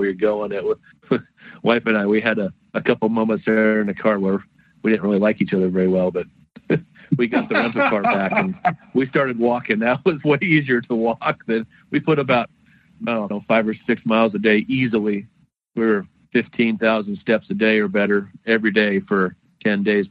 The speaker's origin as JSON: {"language": "English", "town": "Olympia", "region": "Washington", "country": "United States", "tie": "born or raised there", "said": "I grew up in Olympia"}